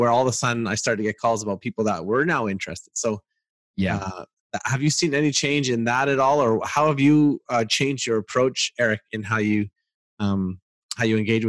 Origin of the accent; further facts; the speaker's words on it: Canada; As a Canadian